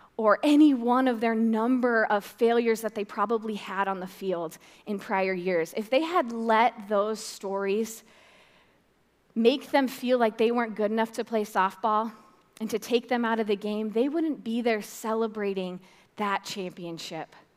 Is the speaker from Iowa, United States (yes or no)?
yes; Fort Dodge, Iowa, United States; I'm from Fort Dodge